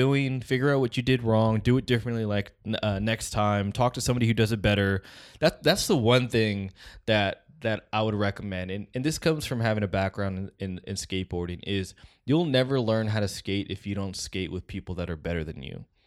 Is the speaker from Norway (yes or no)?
no; West Coast, United States; we're from the West Coast